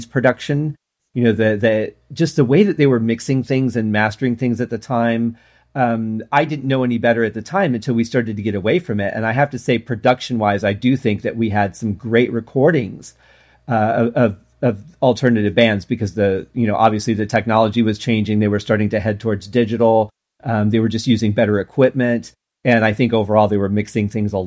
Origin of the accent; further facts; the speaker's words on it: Detroit, Michigan, United States; I grew up in Detroit.